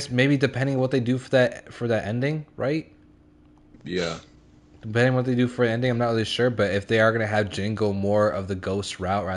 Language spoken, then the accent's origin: English; United States; as an American